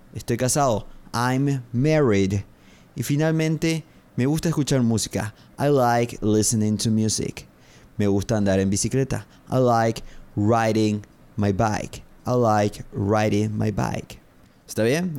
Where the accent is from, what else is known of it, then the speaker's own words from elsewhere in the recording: Paraguay; Soy de Paraguay. I'm from Paraguay.